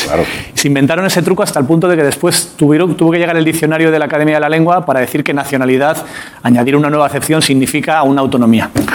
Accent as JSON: {"language": "Spanish", "region": "Castile and León", "country": "Spain", "said": "Castilla y León, que es mi tierra"}